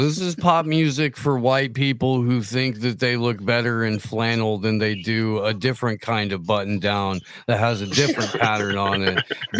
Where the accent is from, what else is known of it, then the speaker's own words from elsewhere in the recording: Indiana, United States; moved away; also born or lived in Boulder Creek, California; I grew up in Indiana. I lived in fucking Boulder Creek, California for almost 20 years.